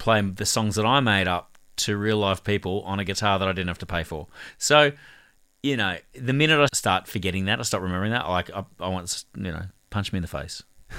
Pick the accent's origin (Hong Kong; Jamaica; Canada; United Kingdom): Hong Kong; so I grew up in Hong Kong for 6 years. My dad was a social worker for the Salvation Army running refugee camps.